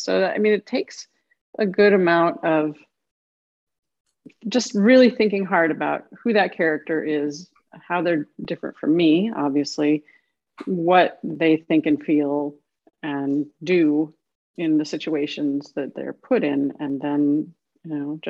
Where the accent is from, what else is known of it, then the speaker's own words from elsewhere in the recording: Illinois, United States; also born or lived in Duluth, Minnesota; now in US South; I grew up in Illinois